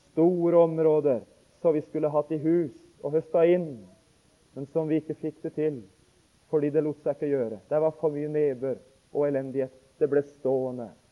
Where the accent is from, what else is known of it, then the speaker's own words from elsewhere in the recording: Notodden, Telemark, Norway; hjemme på Notodden